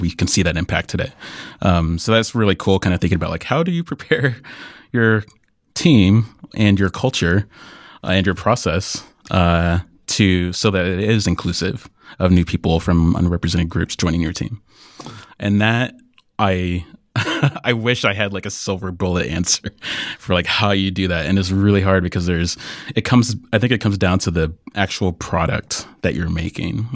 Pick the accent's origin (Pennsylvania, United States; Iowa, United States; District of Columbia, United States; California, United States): Iowa, United States; I grew up in Iowa